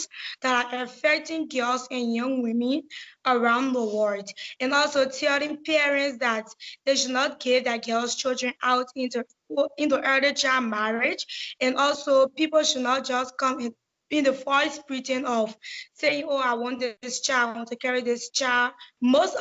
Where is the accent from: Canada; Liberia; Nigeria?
Liberia; I'm 16 years of age. I'm from Liberia